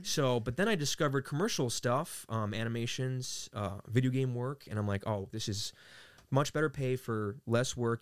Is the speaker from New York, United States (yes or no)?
yes; New York City, New York, United States; moved away as an adult; now in California, United States; I was raised in Queens, New York